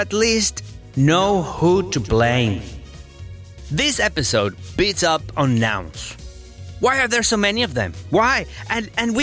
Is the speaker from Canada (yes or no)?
no; Venezuela; English is a second language; now in Australia; I am from Venezuela. I live in Australia